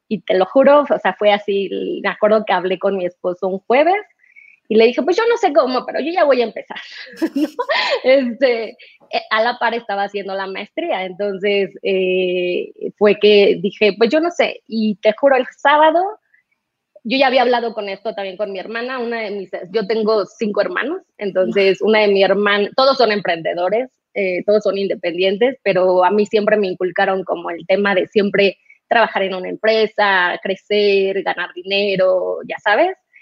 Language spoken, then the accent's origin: Spanish; Mexico City, Mexico; also born or lived in Guadalajara; regresarme a México, nosotros somos del DF, los dos